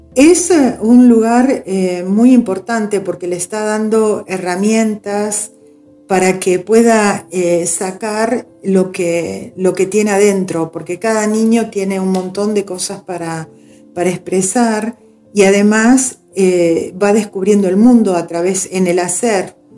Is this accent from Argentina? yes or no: yes; Argentina; somos argentinos